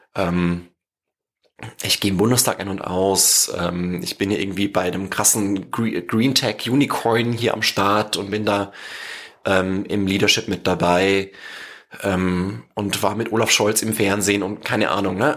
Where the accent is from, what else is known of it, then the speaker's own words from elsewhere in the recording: home village near Regensburg, Bavaria, Germany; weil es einfach an meinem Heimatdorf am nächsten dran war